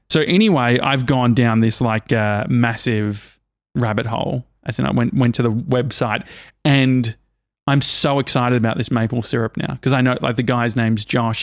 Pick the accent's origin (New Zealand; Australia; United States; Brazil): Australia; I'm from Australia